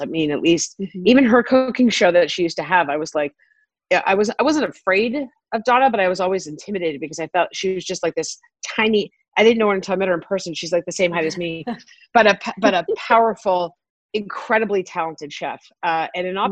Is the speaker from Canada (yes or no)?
yes; Toronto, Ontario, Canada; also born or lived in South Africa; growing up in Toronto, I never, I went to public school